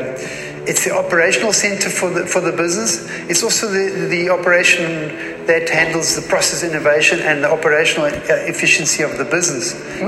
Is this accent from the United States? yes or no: no; South Africa; moved away as an adult; now in Germany; I'm a South African, ex-South African, which we relocated to Germany in 2010. And so hence the South African heritage.